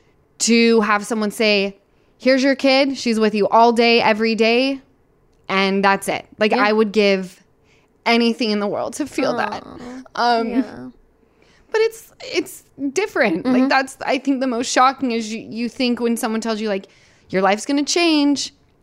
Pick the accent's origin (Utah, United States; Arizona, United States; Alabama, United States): Utah, United States; I'm from Utah.